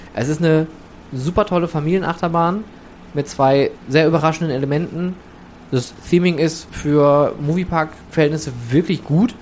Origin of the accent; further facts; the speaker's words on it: Oberhausen, North Rhine-Westphalia, Germany; also born or lived in England; ich komme aus dem Ruhrgebiet, komm ich, ich komme aus Oberhausen